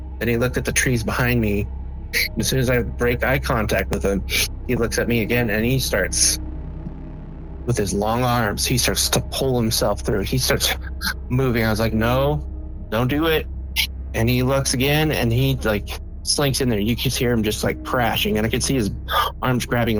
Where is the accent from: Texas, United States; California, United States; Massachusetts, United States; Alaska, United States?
Alaska, United States; Matanuska Valley; moved away; I grew up in Alaska